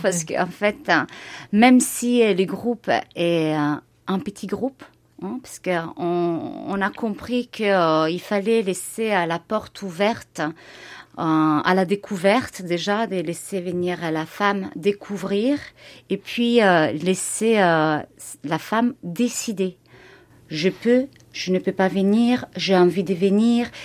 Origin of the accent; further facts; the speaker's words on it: Italy; now in Bourg-en-Bresse, France; ma ville natale en Italie